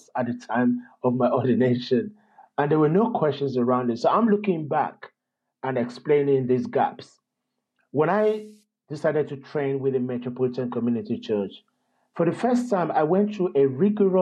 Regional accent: Lagos, Nigeria; moved away as an adult; also born or lived in London, United Kingdom; I was born in London, but I was raised in Nigeria, probably from around about age 3.

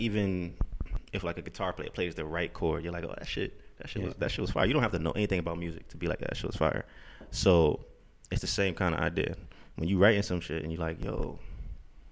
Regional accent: New York City, New York, United States; I'm from Harlem

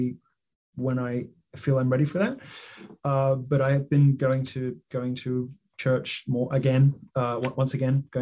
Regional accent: United Kingdom; I'm British

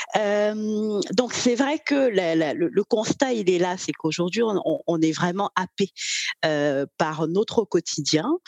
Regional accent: Cameroon; moved away as an adult; now in Normandy, France; je suis née au Cameroun, j'ai 38 ans. Alors, je réside en ce moment euh, en France, en Normandie

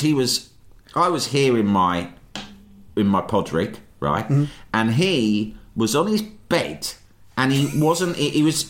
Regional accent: London, United Kingdom; I'm from London

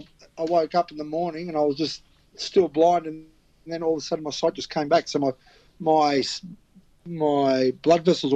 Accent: Sydney, New South Wales, Australia; We grew up in Newtown Police Boys

